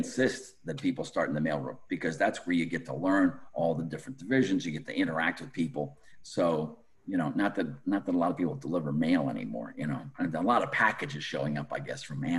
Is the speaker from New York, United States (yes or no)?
yes; Western New York, United States; moved away as an adult; for a kid growing up in Western New York